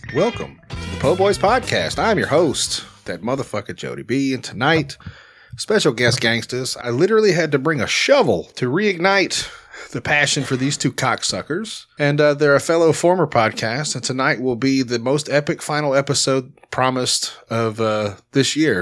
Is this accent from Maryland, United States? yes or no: no; Little Rock, Arkansas, United States; I'm from Little Rock. Like, we're a pretty mixed bag here